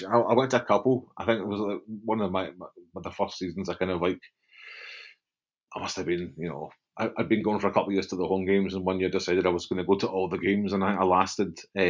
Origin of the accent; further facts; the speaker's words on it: Glasgow, Scotland, United Kingdom; I grew up in Broomhill. And I was aware that Partick was the next bit to us